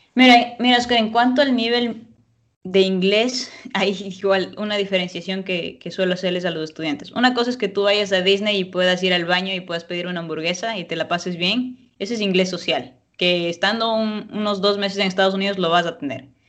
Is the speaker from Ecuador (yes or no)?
yes; Ecuador; moved away; yo soy de Ecuador